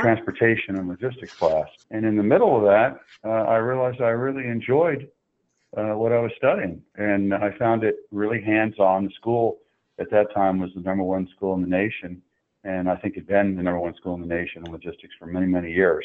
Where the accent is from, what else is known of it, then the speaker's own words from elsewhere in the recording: Oak Ridge, Tennessee, United States; I grew up in Oak Ridge, Tennessee